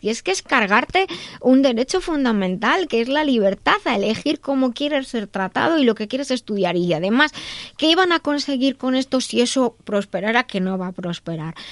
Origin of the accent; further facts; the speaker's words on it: Madrid, Community of Madrid, Spain; soy de Madrid, España